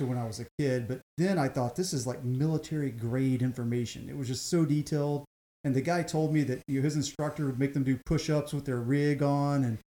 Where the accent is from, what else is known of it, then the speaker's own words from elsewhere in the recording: Deep South, United States; Growing up in the Deep South, I had heard nothing but terrible things about California my entire life.